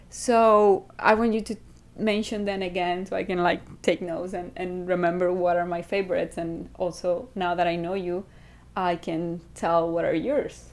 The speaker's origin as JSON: {"language": "English", "country": "Venezuela", "said": "from Venezuela."}